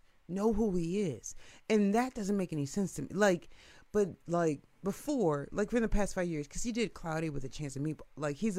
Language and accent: English; Lake Forest, Illinois, United States; I grew up in Lake Forest, right? So it's like, I only knew one other black person in Lake Forest my entire life living there.